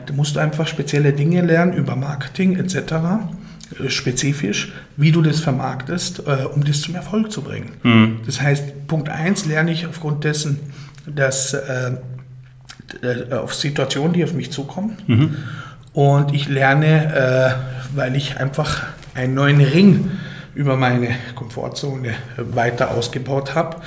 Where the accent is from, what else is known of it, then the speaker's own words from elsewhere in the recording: Titisee-Neustadt, Baden-Württemberg, Germany; ich bin äh, geboren und aufgewachsen im Schwarzwald